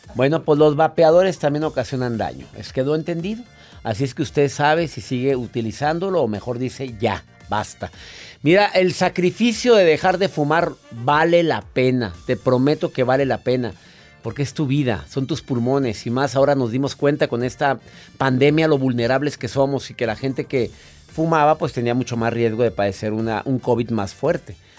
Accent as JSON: {"language": "Spanish", "country": "Mexico", "said": "En mi país"}